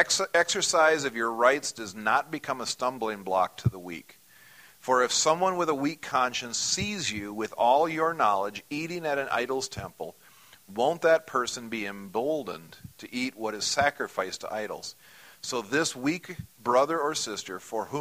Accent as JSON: {"language": "English", "country": "United States", "said": "As an American"}